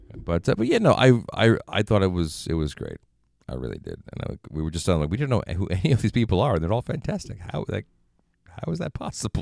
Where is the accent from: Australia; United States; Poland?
United States; New York; moved away as an adult; I was from New York, or at least, you know, were close enough to the city